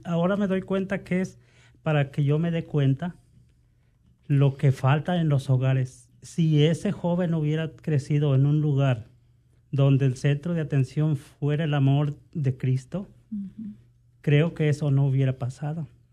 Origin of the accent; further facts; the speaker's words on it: Mexico; moved away; yo provengo de México